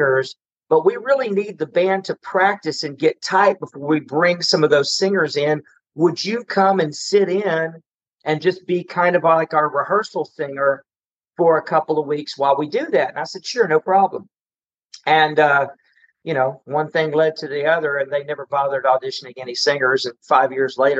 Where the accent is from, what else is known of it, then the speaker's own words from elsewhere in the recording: Ennis, Texas, United States; I'm from Ennis, you know, so that's, you know, I'm from Ennis and I didn't play polka music.